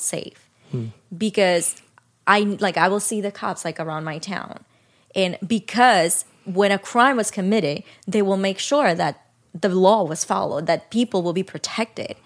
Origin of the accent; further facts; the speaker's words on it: Dominican Republic; now in United States; I grew up in Dominican Republic